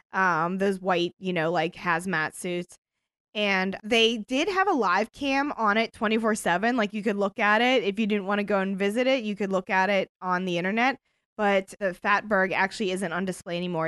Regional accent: United States; we're American

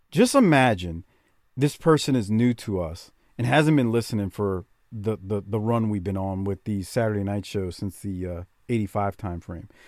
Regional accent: Canada; and I'm a Canadian. I don't like hockey, though.

